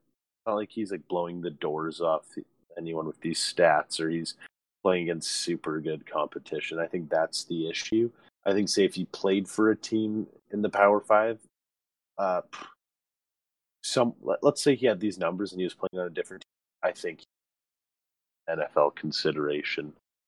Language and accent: English; Canada; being a Canadian, anything.